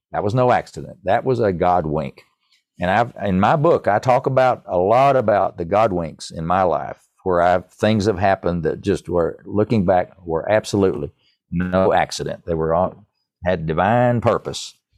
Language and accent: English; East Tennessee, United States; accent: East Tennessee; my East Tennessee accent